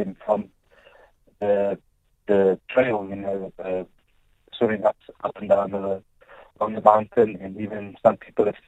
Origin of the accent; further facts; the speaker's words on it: Plettenberg Bay, Western Cape, South Africa; I was born in Plett, grew up in Plett as a little kid.